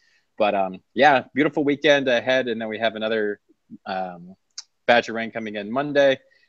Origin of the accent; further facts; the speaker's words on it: Sarasota, Florida, United States; now in Virginia, United States; My hometown of Sarasota hit 97 today.